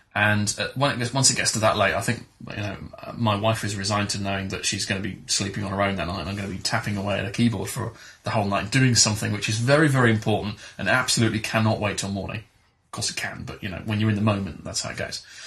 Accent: England, United Kingdom; as an English school kid, I did the usual things of French and German

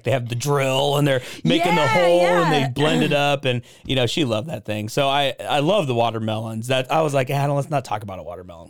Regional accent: Portland, United States; moved away as an adult; now in Waco, United States; I'm from Portland, so I had to go back to Portland.

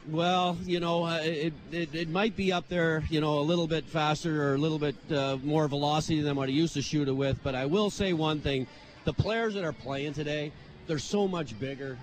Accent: Port Hood, Nova Scotia, Canada; moved away; my hometown, it's only, you know, seven, eight hundred people

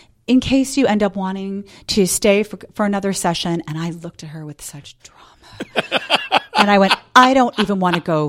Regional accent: New York City, New York, United States; I grew up in New York City.

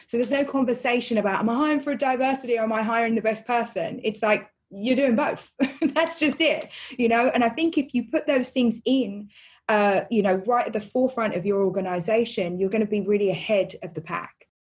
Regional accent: London, United Kingdom; I grew up in East London, which is, you know, not that nice, or it wasn't when I was little

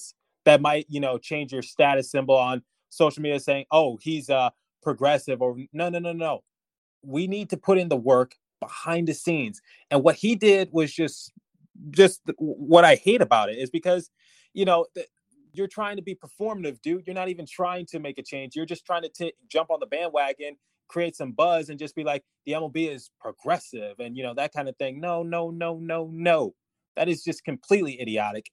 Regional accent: United States; we're all American

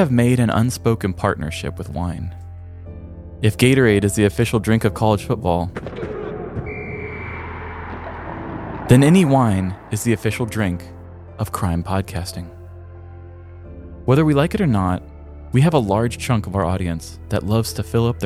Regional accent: Midwest, United States; Growing up in the Midwest

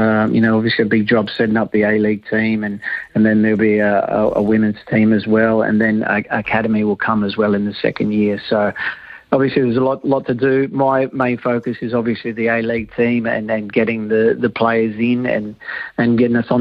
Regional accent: Australia; I'm Australian

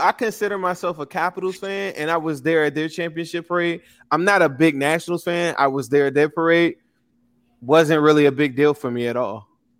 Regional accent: Washington, District of Columbia, United States; I'm from DC.

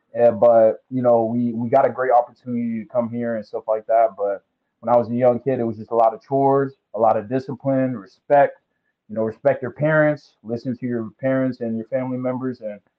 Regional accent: American Samoa; now in Puyallup, United States; I'm actually from American Samoa. So I'm from American Samoa. And, you know, we moved out here in like around 2010, 2011. And, you know, we've been staying in Washington ever since, you know, staying around the Puyallup area, you know.

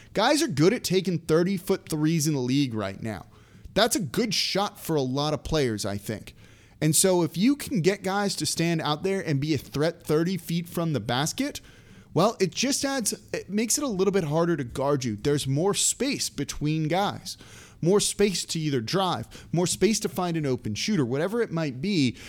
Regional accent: Los Angeles, California, United States; moved away; I'm from Los Angeles originally

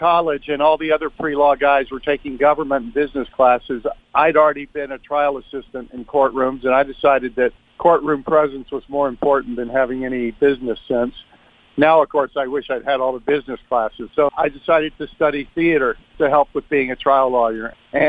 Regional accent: Dallas, Texas, United States; I love Texas, and I loved growing up there. I had such a great time. My family's been in Texas for 180 years or something like that. So we go way back to the founding of Texas.

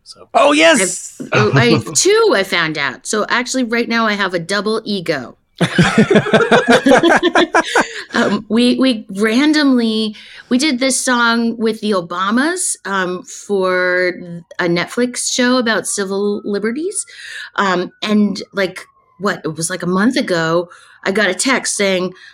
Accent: Westchester, New York, United States; moved away; also born or lived in Yonkers, New York / North Carolina; I actually grew up in Westchester. I was born in Yonkers

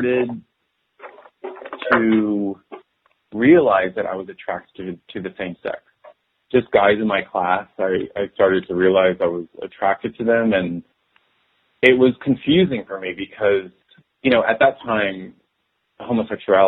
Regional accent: Dallas, Texas, United States; I was born and raised in Dallas, Texas

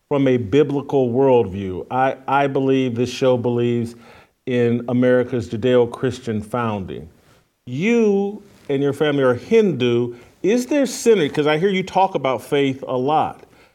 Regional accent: Indianapolis, Indiana, United States; I grew up in Indianapolis.

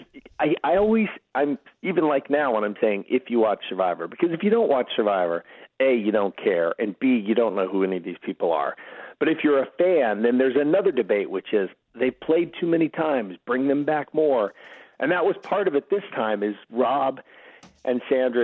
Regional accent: Wichita, Kansas, United States; I grew up in Wichita, Kansas

